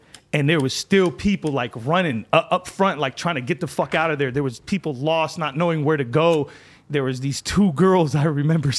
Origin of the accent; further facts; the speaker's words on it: Lebanon; moved away; I'm from Lebanon